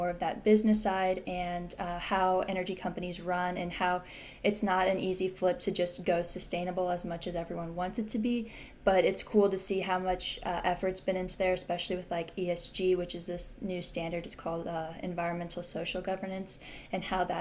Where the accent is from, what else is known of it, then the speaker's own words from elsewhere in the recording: Springfield, Illinois, United States; I grew up in Springfield, Illinois, which is flat and a lot of corn